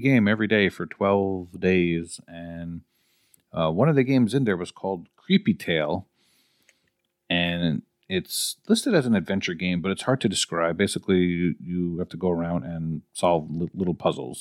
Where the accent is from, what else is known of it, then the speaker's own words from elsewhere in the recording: New York, United States; I'm from New York.